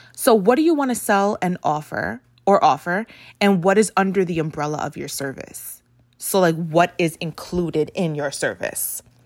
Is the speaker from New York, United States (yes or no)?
yes; New York City, New York, United States; I grew up in the Bronx